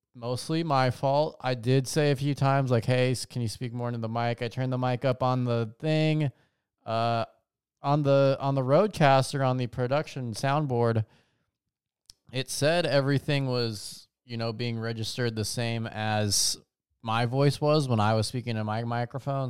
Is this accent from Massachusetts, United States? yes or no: no; Las Vegas, Nevada, United States; growing up in Vegas